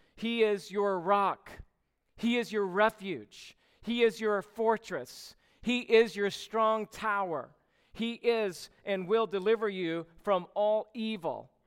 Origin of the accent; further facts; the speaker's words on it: Georgia, United States; now in California, United States; growing up in Georgia